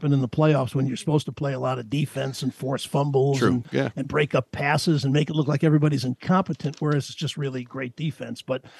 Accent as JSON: {"language": "English", "region": "East Coast", "country": "United States", "tie": "born or raised there", "moved": "yes", "said": "I grew up in the East Coast"}